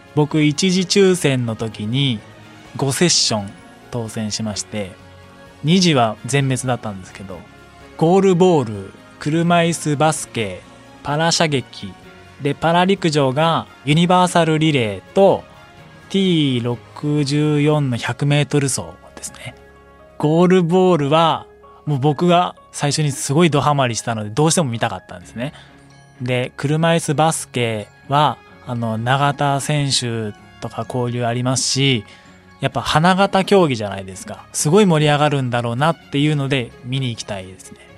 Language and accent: Japanese; Saitama, Japan; 僕も出身が埼玉なので